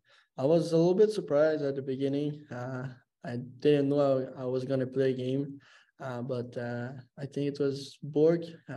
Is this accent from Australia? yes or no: no; Quebec, Canada; I'm from Quebec, so most of my family and friends are Habs fans.